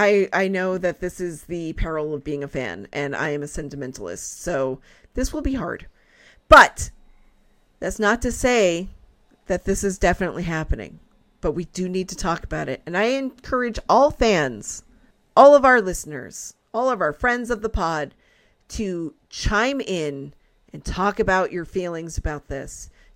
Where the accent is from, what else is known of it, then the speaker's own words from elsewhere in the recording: Canada; I am a Canadian, regardless of what my passport says.